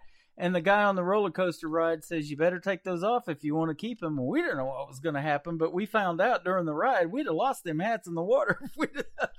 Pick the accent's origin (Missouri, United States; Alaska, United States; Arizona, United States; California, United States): Missouri, United States; Branson; And you know, now I'm from Branson, Missouri, and we'd love to have you here doing some shows too.